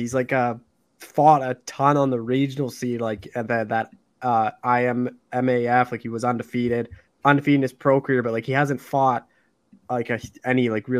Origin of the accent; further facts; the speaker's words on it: Canada; like, I'm from Canada